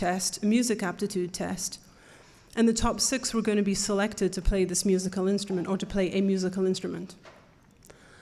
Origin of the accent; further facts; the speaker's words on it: North East England, United Kingdom; moved away; we grew up in Northeast England, and when I say we, I'm talking about my twin sister